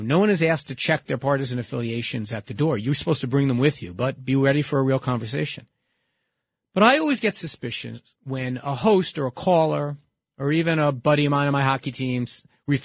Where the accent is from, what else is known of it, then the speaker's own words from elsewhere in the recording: New York City, New York, United States; here in my hometown